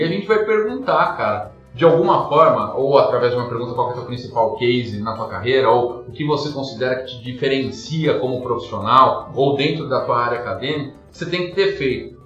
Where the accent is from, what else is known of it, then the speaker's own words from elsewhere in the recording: São Paulo, Brazil; moved away as an adult; now in Curitiba, Brazil; eu morava em São Paulo, sou de São Paulo capital, moro em Curitiba hoje, mas sou de São Paulo.